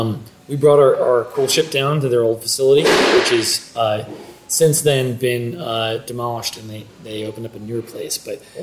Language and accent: English; Virginia, United States; I grew up in Virginia, so we had a lot of Civil War reenactors